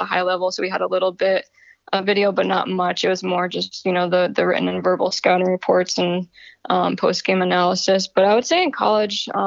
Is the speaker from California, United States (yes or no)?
no; Connecticut, United States; moved away as an adult; also born or lived in Arizona / Los Angeles / Atlanta / Iceland; now in Maryland, United States; I'm originally from Connecticut. I'm a Yankee.